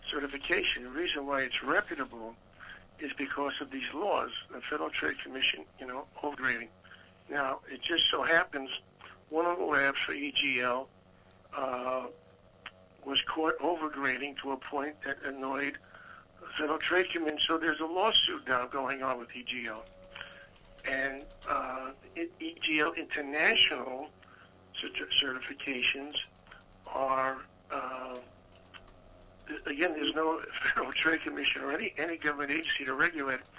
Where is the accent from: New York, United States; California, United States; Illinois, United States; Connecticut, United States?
New York, United States; I'm originally from New York.